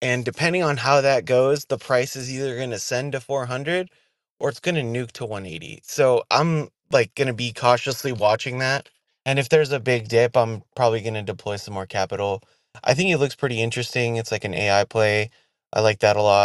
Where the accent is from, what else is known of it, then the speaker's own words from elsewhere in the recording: Arizona, United States; I'm from Arizona